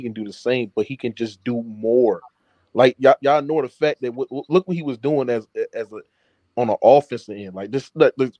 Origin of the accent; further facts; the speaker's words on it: Baton Rouge, Louisiana, United States; now in Jacksonville, United States; I'm from Baton Rouge, but I stay in Jacksonville. Florida. I still like a couple hours from home.